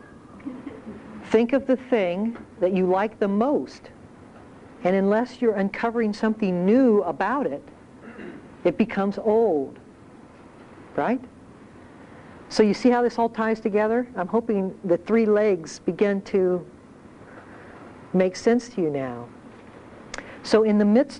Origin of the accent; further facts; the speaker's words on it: Ohio, United States; moved away; I grew up in Ohio